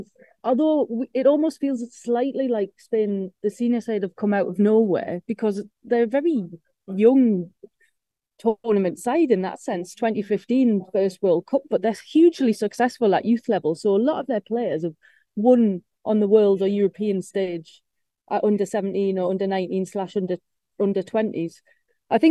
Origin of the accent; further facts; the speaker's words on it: England, United Kingdom; we're English